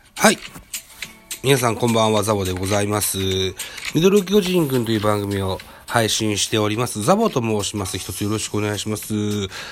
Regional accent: Shimane, Japan; 出身地は島根県でございます。生まれも育ちも現在も島根県に住んでございます。

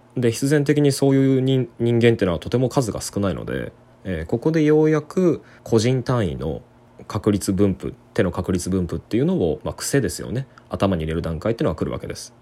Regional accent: Kyoto, Japan; 京都のあの僕の地元のゲーセン

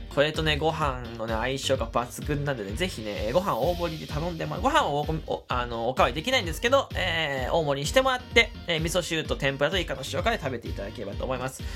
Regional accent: Fukuoka, Japan; moved away as an adult; now in Chiba, Japan; 僕福岡出身なんです

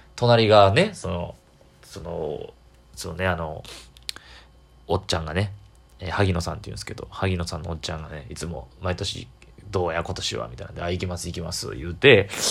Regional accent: Kyoto, Japan; 京都なんですけど、僕ね、地元

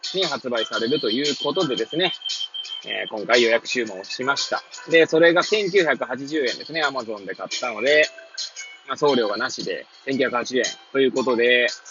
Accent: Hachioji, Tokyo, Japan; moved away as an adult; now in Kamaishi, Japan; 八王子生まれ、八王子育ち。震災の前の年から、釜石で働く

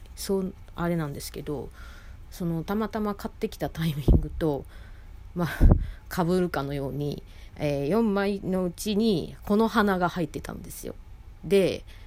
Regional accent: Osaka, Japan; 私大阪出身で

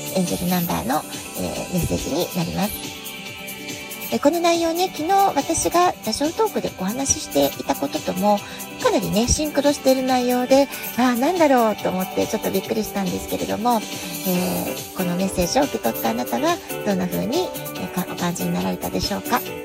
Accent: Japan; moved away as an adult; now in San Diego, United States; 私にとって日本は生まれ育った国

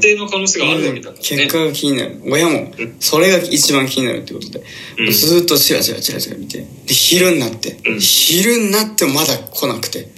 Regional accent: Shimane, Japan; moved away; 別に島根県出身ですけど

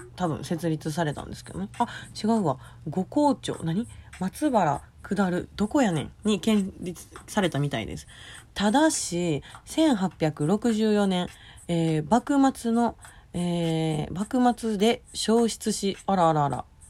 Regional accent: Osaka, Japan; 私 大阪のね埋め立て地出身なのでもう平らなんですよ

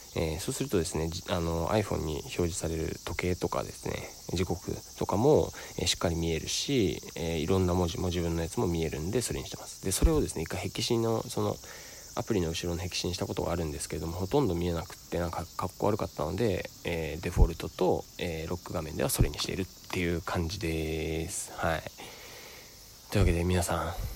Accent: Sado, Niigata, Japan; moved away; 僕の故郷の佐渡島からお送りしております

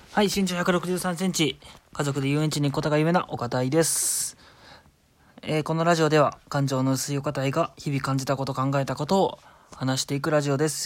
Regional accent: Shizuoka, Japan; moved away; 実家は僕静岡なんですけど

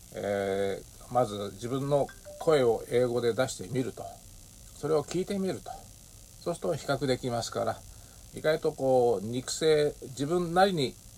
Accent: Japan; accent: Japanese-accented English; also born or lived in Singapore; 私の英語はまあ当然日本語なまりがあるわけなんですけれども

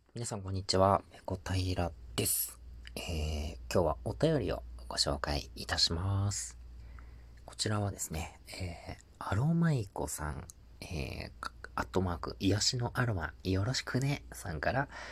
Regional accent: Tohoku, Japan; 僕東北の出身なんですけど

